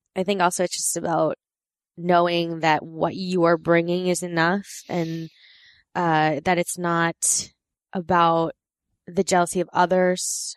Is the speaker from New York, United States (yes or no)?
yes; New York, United States; also born or lived in Korea; I grew up in New York with my friend Samantha